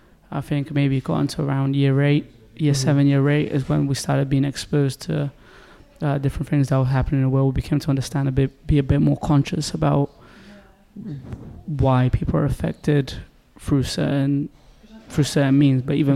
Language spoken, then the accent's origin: English; Oxford, South East England, United Kingdom; also born or lived in Belém, Pará, Brazil; Yeah, I've been in the UK and mainly based in Oxford since I was 7.